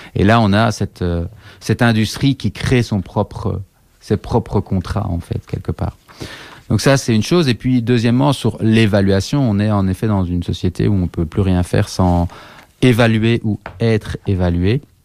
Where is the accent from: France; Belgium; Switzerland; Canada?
Belgium; Liège, Wallonia; je suis liégeois